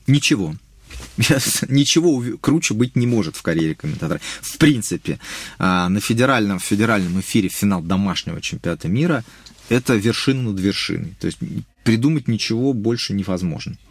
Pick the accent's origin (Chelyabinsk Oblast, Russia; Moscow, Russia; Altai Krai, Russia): Moscow, Russia; я еще просто вырос в центре, в Хамовниках